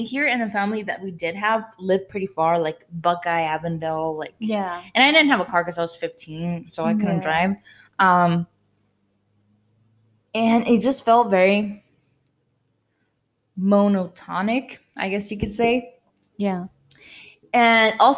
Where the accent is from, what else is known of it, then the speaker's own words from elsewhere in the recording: Zapopan, Jalisco, Mexico; moved away; from Zapopan. Because we all grew up over there.